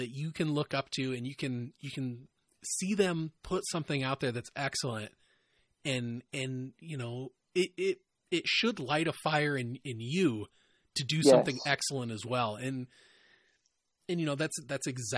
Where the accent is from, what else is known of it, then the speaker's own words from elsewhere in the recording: Iowa, United States; we're from Iowa and we both say ope when we bump into people